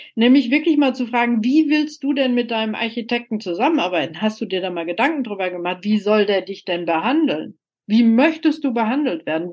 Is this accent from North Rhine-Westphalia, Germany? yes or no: yes; Soest, North Rhine-Westphalia, Germany; also born or lived in Mülheim an der Ruhr / Dortmund; ich hatte einen Geburtsort, Mülheim-Ruhr, ich bin aufgewachsen in Soest